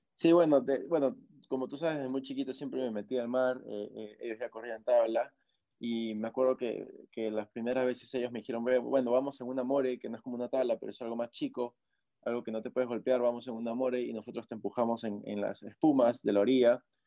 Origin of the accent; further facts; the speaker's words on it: Máncora, Piura, Peru; also born or lived in Lima, Peru; no nací acá en Máncora, yo nací en Lima, en la capital de, Perú, pero mis papás ya vivían acá en Máncora, entonces a los pocos meses ellos eh, me trajeron para acá, me crié acá